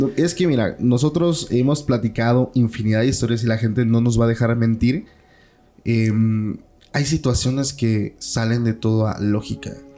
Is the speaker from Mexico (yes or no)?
yes; Mexico; mi ciudad natal.